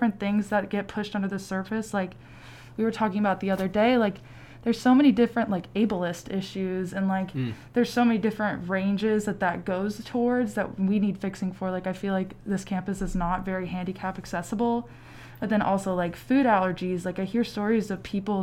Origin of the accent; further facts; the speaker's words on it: Louisville, Kentucky, United States; I'm from Louisville, Kentucky